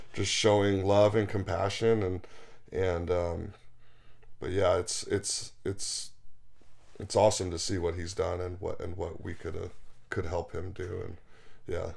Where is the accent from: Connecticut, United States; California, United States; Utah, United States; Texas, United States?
California, United States; Los Angeles; I grew up in Los Angeles